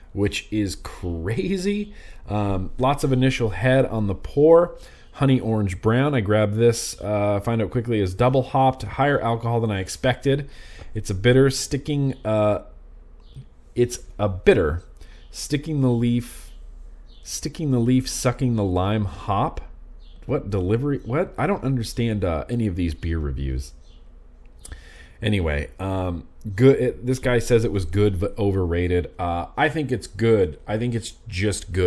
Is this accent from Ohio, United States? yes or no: no; Nevada, United States; I grew up in Lake Tahoe, Nevada, and me and my buddies would go camping a lot